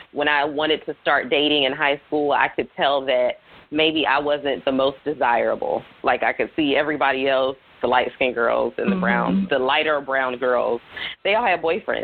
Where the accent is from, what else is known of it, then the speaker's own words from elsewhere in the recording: the South, United States; also born or lived in the North (US); I was born in the North and moved to the South